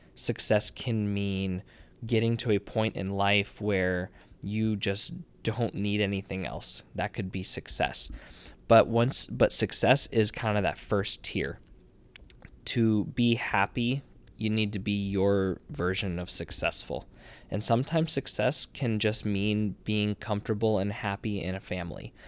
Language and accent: English; Nebraska, United States; I'm, I am from Nebraska. We are in Nebraska right now.